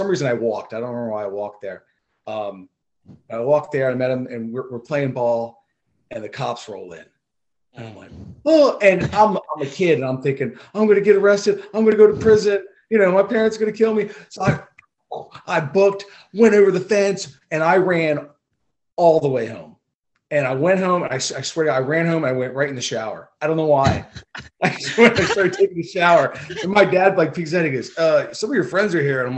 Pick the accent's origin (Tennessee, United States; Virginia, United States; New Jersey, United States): New Jersey, United States; Millville; moved away as an adult; now in York, United States; I grew up in Millville, New Jersey, Thunderbolts